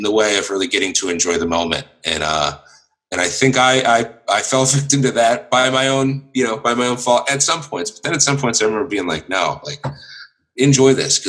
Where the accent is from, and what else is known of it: United States; born or raised there